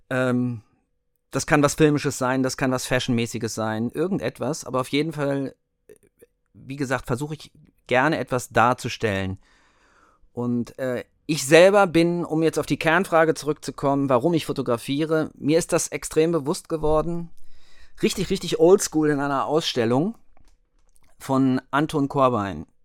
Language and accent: German; Hanover, Lower Saxony, Germany; Okay, also … äh, wie es ja mein Kürzel bei Instagram ist. Äh, ich komme aus Hannover